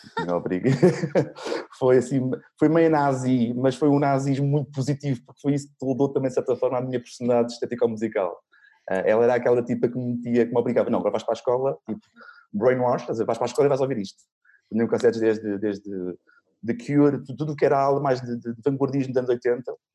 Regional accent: Lisbon, Portugal; also born or lived in Sintra; Sou de Lisboa, nasci hum. em Sintra, mas, mas sou maioritária. Sou, sou alfacinha

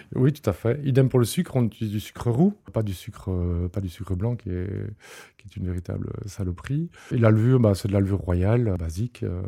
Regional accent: Liège, Wallonia, Belgium; je suis liégeois

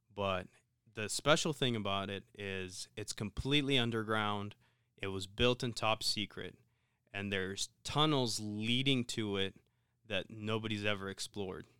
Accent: Ukraine; moved away; growing up in Ukraine, you essentially had to know both.

